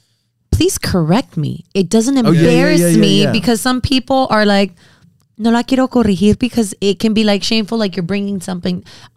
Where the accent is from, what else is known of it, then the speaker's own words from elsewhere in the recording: Miami, Florida, United States; first language Spanglish; also born or lived in Nicaragua; I was born and raised in Miami.